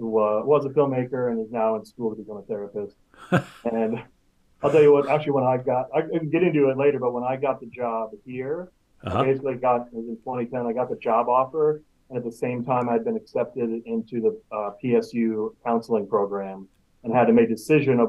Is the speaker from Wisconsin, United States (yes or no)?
yes; Milwaukee, Wisconsin, United States; moved away as an adult; also born or lived in Ohio; now in Portland, United States; I grew up in Milwaukee, Wisconsin.